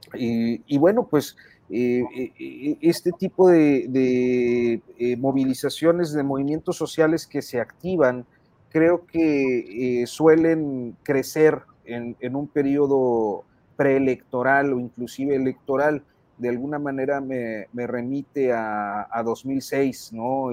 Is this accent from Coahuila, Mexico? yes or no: yes; Saltillo, Coahuila, Mexico; yo soy de Saltillo